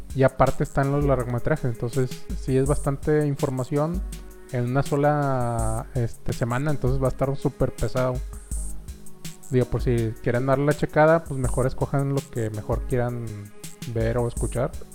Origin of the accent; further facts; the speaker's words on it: Monterrey, Nuevo León, Mexico; seamos regios